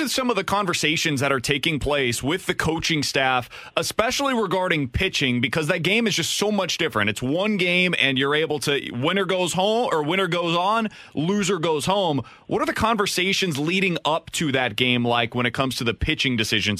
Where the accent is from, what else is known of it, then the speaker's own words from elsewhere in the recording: Kansas City, Missouri, United States; Ned, I'm from Kansas City, and I was in KC in that 2014 run that you guys went on